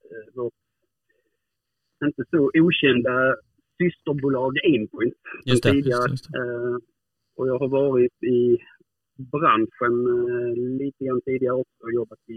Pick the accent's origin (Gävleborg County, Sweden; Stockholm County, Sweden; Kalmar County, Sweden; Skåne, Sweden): Skåne, Sweden; Hudaröd; sen nu är jag uppvuxen uppe i Hudaröd, heter det.